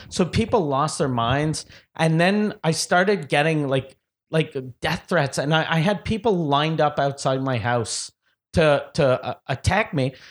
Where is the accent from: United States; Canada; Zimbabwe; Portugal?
Canada; Quebec City, Quebec; also born or lived in Montreal; I'm from Quebec City.